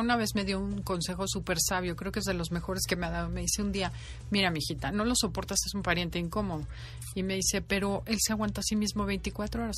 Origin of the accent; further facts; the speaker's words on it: Mexico; Soy feliz siendo mexicana, soy feliz de vivir aquí